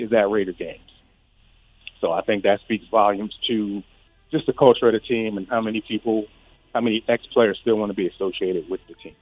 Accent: Philadelphia, Pennsylvania, United States; now in Las Vegas, United States; I'm from Philly

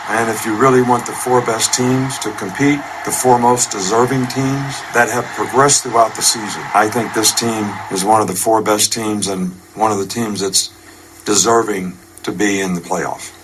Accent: outside Philadelphia, Pennsylvania, United States; I grew up right outside Philadelphia

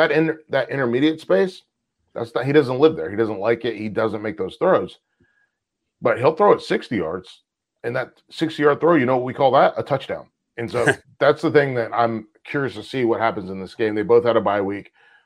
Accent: the South, United States; I'm from the South. I live here.

